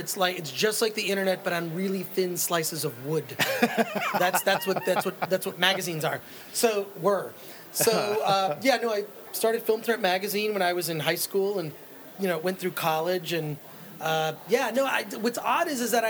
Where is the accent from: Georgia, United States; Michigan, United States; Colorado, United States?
Michigan, United States; Royal Oak; Royal Oak, Michigan, just outside of Detroit.